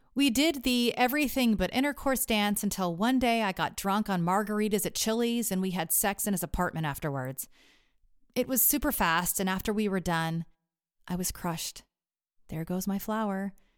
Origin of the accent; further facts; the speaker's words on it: Texas, United States; Growing up in Texas